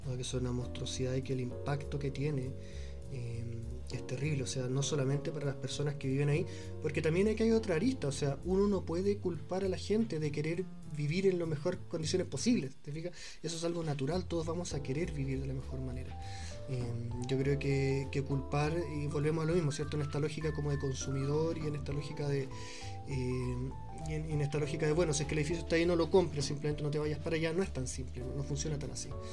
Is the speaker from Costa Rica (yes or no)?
no; Chile; Nosotros como chilenos